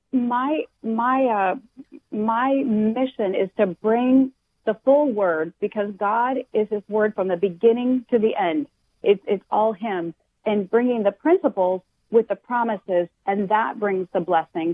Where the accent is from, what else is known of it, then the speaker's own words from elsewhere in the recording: Washington, United States; moved away as an adult; now in Florida, United States; I'm initially from Washington State